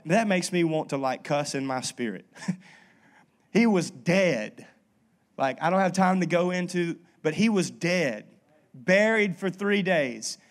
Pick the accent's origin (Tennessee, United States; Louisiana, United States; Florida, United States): Louisiana, United States; North; I was raised in North Louisiana, which is like, um, Southern Baptist